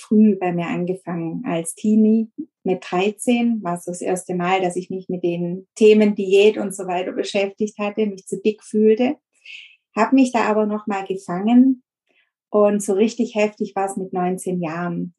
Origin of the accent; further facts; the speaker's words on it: near Stuttgart, Baden-Württemberg, Germany; Ich komme aus der Nähe von Stuttgart. Das ist So ein kleines Kaff, wo ich wohne